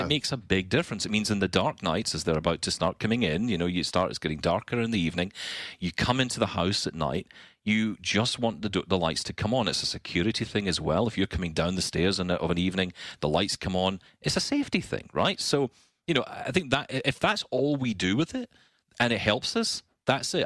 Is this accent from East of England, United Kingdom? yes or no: no; Scotland, United Kingdom; I'm Scottish.